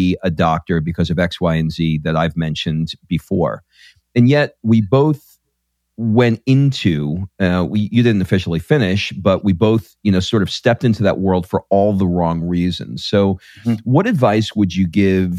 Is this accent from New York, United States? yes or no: yes; New York, United States; I grew up in New York